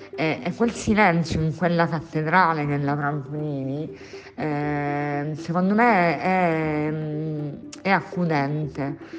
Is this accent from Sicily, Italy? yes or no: yes; Catania, Sicily, Italy; moved away as an adult; also born or lived in Spain; now in Catania, Italy; Sono catanese di nascita, nonna di generazioni.